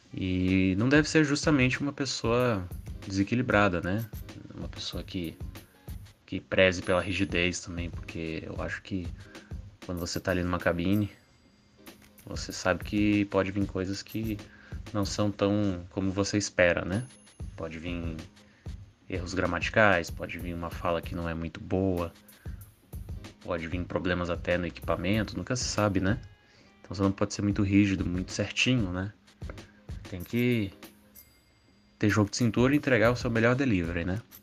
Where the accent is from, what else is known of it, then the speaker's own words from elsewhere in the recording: Brasília, Federal District, Brazil; Sou daqui de Brasília